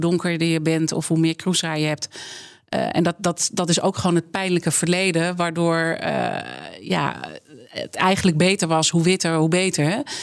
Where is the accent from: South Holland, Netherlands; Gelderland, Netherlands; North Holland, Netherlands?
North Holland, Netherlands; Amsterdam; ik ben geboren en getogen in Amsterdam